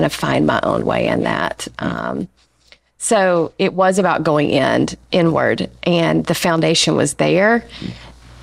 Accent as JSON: {"language": "English", "region": "Alabama", "country": "United States", "tie": "born or raised there", "moved": "yes", "lives_now": "Asheville, United States", "said": "I grew up in the South. I grew up in Alabama."}